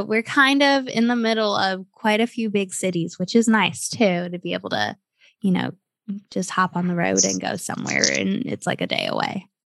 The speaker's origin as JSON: {"language": "English", "country": "United States", "tie": "born or raised there", "also_born_or_lived": "Cleveland / San Antonio", "moved": "yes", "said": "I grew up in Cleveland and San Antonio"}